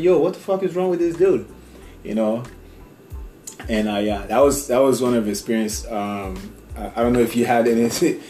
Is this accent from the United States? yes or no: yes; Boston, Massachusetts, United States; So, I grew up in South Boston.